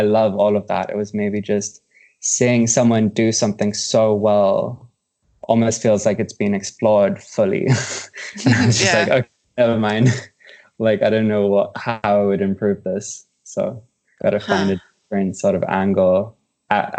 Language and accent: English; South Africa; moved away as an adult; now in Los Angeles, United States; I'm an artist from South Africa and have been based out of Los Angeles for the past 3 years.